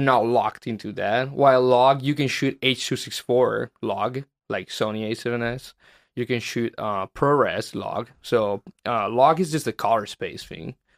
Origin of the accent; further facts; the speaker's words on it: Italy; moved away as an adult; now in Los Angeles, United States; my hometown